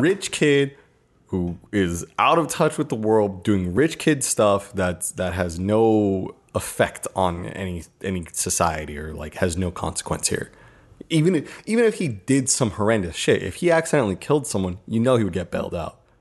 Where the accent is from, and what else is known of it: United States